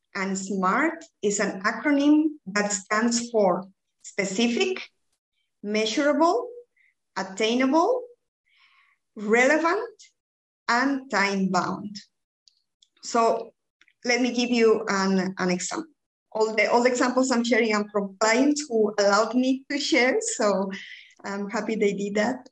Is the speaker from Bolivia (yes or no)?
yes; Bolivia; English is a second language; moved away as an adult; also born or lived in United Kingdom / Belgium; now in Ghent, Belgium; I'm originally from Bolivia, but I've been living in Belgium since 2007.